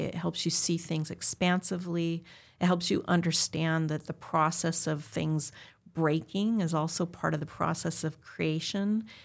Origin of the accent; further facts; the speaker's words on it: Southern California, United States; I'm born and raised in Southern California.